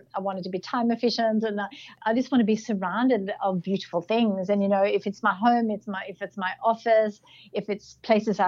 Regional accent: Sweden; moved away as an adult; also born or lived in Australia; now in Melbourne, Australia; I grew up in Sweden, and around 22, I was working in a ski resort in Austria, and I met my partner Paul there and decided to come with him to Australia

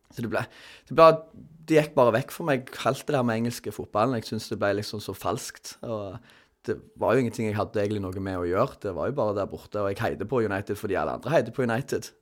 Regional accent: Sandnes, Rogaland, Norway; jeg, er fra Sandnes, som mange andre vikingsupportere

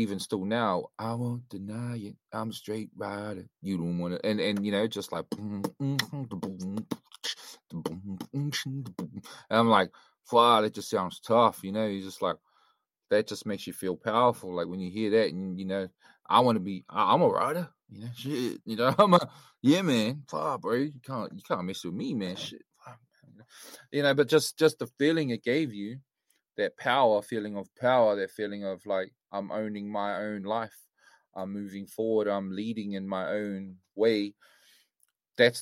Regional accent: Hastings, Hawke's Bay, New Zealand; first language English; moved away; Grew up in the hood, Flaxmere, loved that place, taught me a lot. I don't live there now

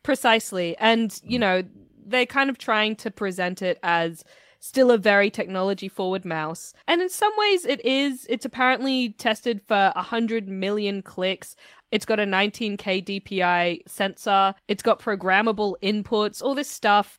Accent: Australia; I was born and raised in Australia

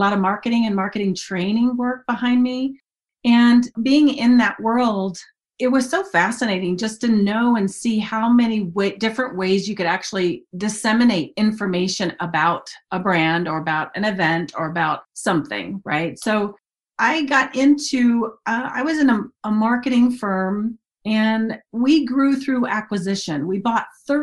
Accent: Dayton, Ohio, United States; moved away as an adult; also born or lived in Mobile, Alabama; I grew up in Dayton, Ohio

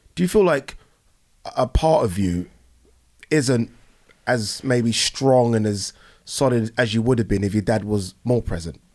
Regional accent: Brighton, South East England, United Kingdom; also born or lived in Nigeria; I was born in Nigeria. I came here when I was one. and I was fostered with a white family in Brighton

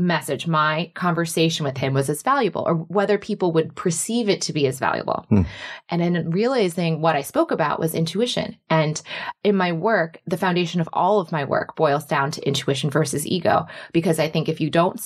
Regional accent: Michigan, United States; I was growing up in Michigan, and then I went to the University of Michigan Business School

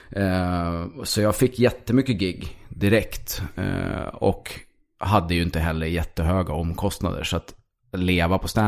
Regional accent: Stockholm, Stockholm County, Sweden; born there; Jag är född i Stockholm, sen har

